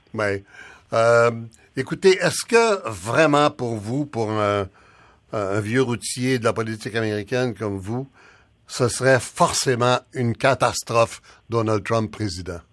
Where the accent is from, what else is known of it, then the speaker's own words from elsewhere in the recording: Canada; on est tous, on est tous des Canadiens